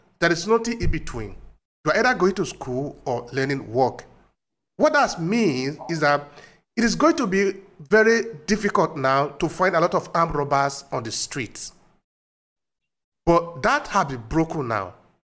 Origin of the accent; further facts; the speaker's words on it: Uromi, Edo, Nigeria; moved away; also born or lived in Europe; I'm from Uromi.